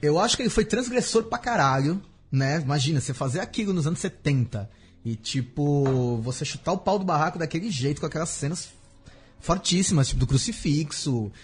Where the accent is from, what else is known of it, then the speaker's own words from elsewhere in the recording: Brazil; a gente é brasileiro